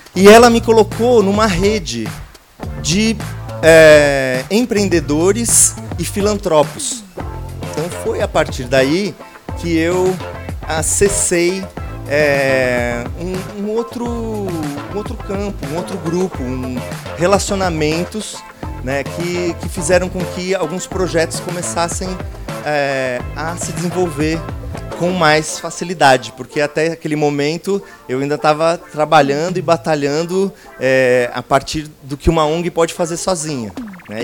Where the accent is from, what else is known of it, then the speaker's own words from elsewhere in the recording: Santo André, São Paulo, Brazil; moved away; also born or lived in West Zone, São Paulo; eu nasci em Santo André, ali no ABC Paulista